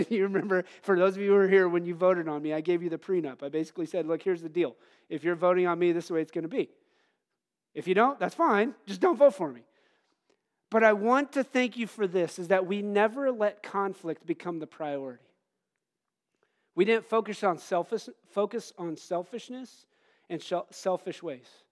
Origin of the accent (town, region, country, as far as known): United States